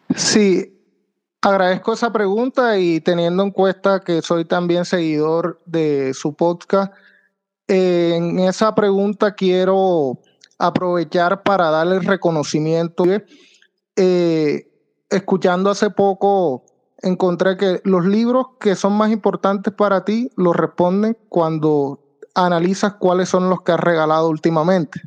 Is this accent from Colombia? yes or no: yes; San Juan Nepomuceno, Bolívar, Colombia; moved away as an adult; also born or lived in Santa Marta / Santander / Cartagena / Sincelejo; now in Medellín, Colombia; Yo soy de San Juan Nepomuceno Bolívar